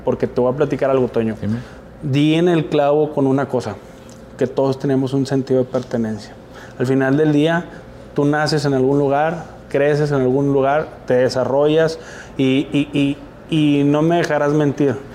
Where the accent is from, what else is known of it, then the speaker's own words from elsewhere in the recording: Monterrey, Nuevo León, Mexico; also born or lived in Sabinas, Coahuila; yo soy originario de Sabinas, Coahuila. Y desde los dos años me vine aquí a Nuevo León. Así que soy regio por adopción, convicción y amor